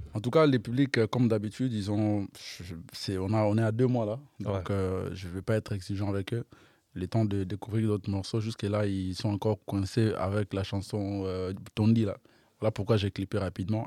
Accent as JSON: {"language": "French", "region": "Kinshasa", "country": "DR Congo", "tie": "born or raised there", "said": "j'ai grandi entre les deux quartiers"}